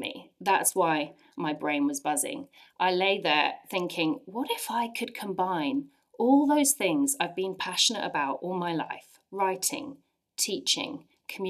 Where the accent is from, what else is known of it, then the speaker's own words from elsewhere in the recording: England, United Kingdom; moved away as an adult; now in Ottawa, Canada; I'm from England